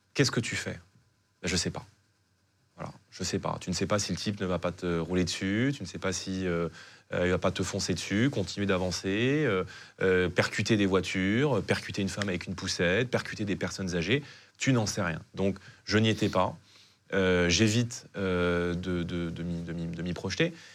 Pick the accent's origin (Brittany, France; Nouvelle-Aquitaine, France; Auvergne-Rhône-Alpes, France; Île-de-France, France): Île-de-France, France; Saint-Denis; J'ai grandi donc à Saint-Denis, dans une cité HLM